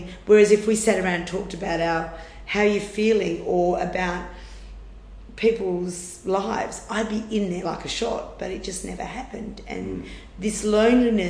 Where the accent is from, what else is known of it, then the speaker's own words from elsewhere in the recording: near Carnamah, Western Australia, Australia; the closest town was a place called Carnama, and it was 80 to 90 kilometre round trip for us to go to school